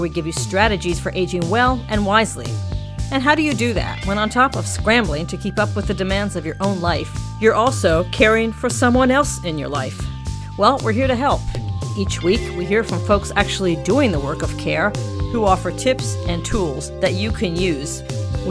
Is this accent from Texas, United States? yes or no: no; Washington, District of Columbia, United States; my hometown of Washington, D.C.